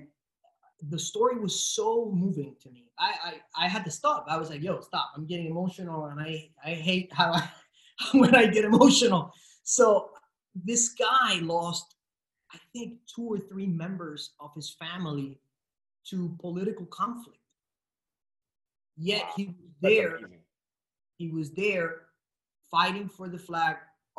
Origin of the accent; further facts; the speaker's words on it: Puerto Rico; English is a second language; I was born and raised in Puerto Rico. I come from a town that has more cows than people